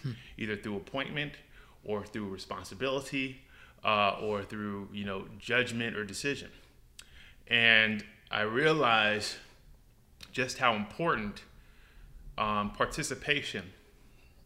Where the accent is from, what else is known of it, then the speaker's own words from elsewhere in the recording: New York City, New York, United States; also born or lived in North Carolina; I grew up in New York. I grew up in Brooklyn and probably spent my formative years in the Bronx, North Bronx, Co-op City